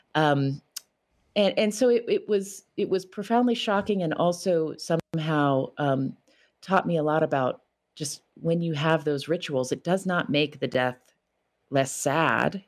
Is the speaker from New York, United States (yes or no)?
no; West Virginia, United States; moved away; my home state of West Virginia